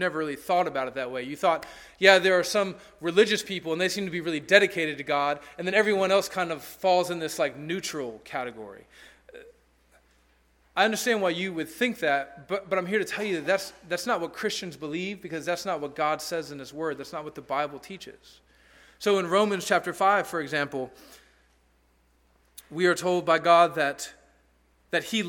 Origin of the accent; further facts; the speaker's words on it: Alabama, United States; also born or lived in Peru; I was from Alabama